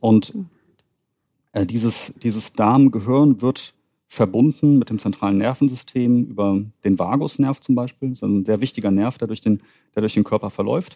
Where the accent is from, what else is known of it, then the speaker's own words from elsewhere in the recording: Königstein im Taunus, Hesse, Germany; moved away as an adult; also born or lived in Greifswald / Düsseldorf; ich bin gebürtiger Hesse aus Königstein und Taunus